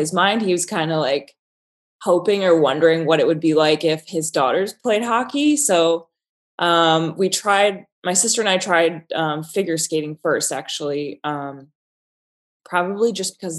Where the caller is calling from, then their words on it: Buffalo, New York, United States; Actually, I'm joining you from Buffalo, New York, working for my New York City architecture firm.